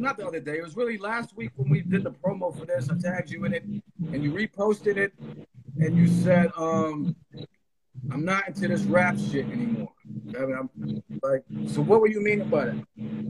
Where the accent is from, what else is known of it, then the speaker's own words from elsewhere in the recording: East Coast, United States; I'm from the East Coast.